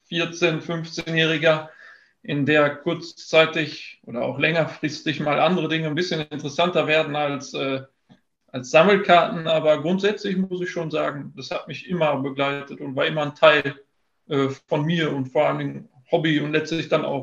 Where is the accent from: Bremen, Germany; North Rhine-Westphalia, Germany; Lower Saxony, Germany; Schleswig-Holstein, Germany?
North Rhine-Westphalia, Germany; Dortmund; Ich bin Dortmunder durch und durch und das ist auch okay so.